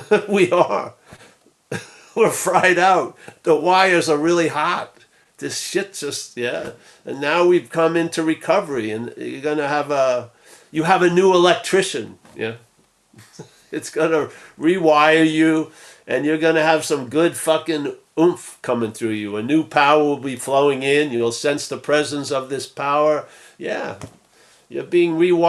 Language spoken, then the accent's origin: English; Rockville Centre, New York, United States; accent: Long Island; I'm from Rockville Center, Long Island